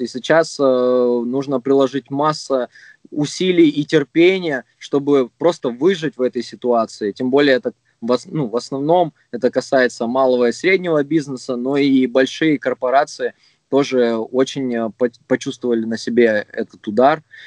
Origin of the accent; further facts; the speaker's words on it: Krasnodar, Krasnodar Krai, Russia; я родом с Краснодара